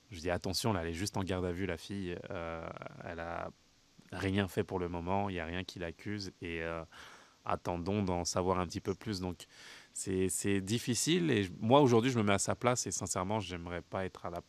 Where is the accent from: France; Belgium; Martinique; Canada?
Canada; ça peut paraître compliqué en tant que euh, en tant que canadienne